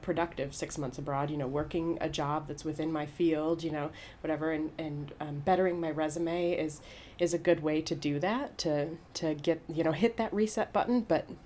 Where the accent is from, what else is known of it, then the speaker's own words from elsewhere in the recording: Birmingham, Michigan, United States; moved away as an adult; now in Hanover, Germany; I grew up in Birmingham, Michigan.